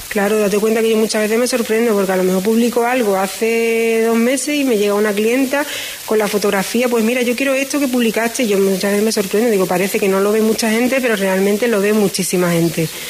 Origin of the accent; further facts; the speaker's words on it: La Redondela / Isla Cristina, Andalusia, Spain; yo soy de la Cristina